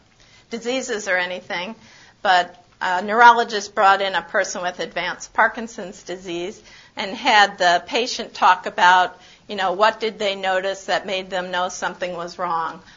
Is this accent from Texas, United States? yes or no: yes; San Antonio, Texas, United States; I'm from San Antonio.